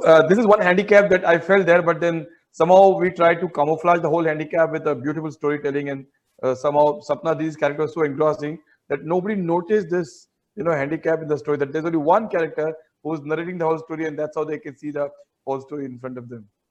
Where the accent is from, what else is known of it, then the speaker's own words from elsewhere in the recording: Mumbai, Maharashtra, India; I have lived all my life in northern Mumbai, say in Ghatkopar area and Victoria